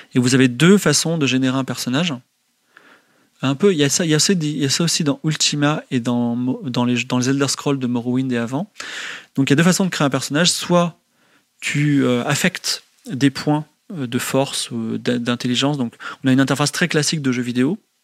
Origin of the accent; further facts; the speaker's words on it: France; je suis français.